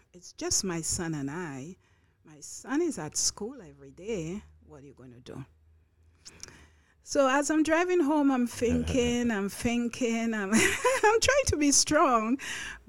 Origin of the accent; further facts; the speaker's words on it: St. Lucia; now in Long Island, United States; I'm from St. Lucia. It's a Caribbean island. One would say it's a small Caribbean island. I say it's as big as our heart